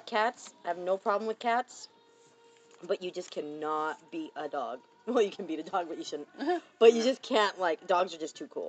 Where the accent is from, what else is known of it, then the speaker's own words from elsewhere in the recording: Long Beach, California, United States; now in China; I was born in California. I was born in Long Beach.